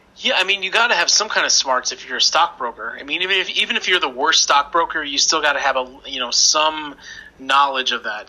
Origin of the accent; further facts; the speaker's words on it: Chicago, Illinois, United States; I'm from Chicago